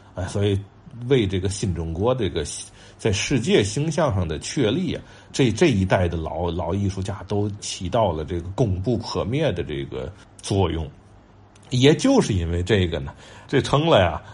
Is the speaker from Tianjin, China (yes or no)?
yes; Tianjin, China; 也是咱们天津人